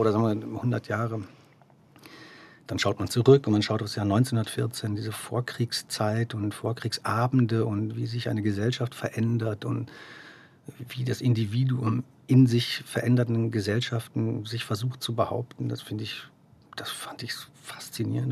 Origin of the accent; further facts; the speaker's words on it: Dortmund, North Rhine-Westphalia, Germany; now in Zurich, Switzerland; Ich bin in Dortmund geboren und aufgewachsen.